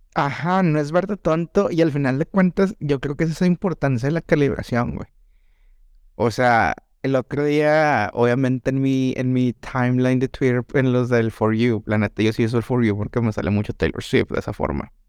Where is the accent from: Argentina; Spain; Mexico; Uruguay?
Mexico; crecí en Sanico